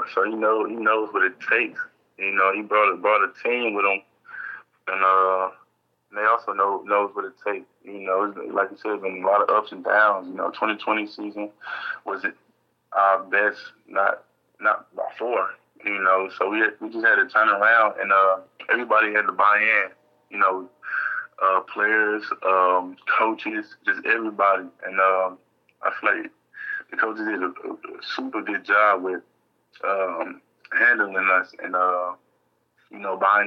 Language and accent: English; St. Louis, Missouri, United States; I'm from St. Louis, Missouri, so it was just a different atmosphere